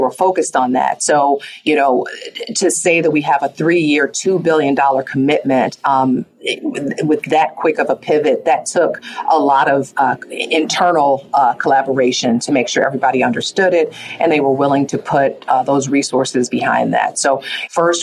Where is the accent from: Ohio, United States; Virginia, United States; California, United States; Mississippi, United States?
Ohio, United States; Cleveland; I grew up in Cleveland, Ohio, in a neighborhood that today is impacted, you know, by the digital divide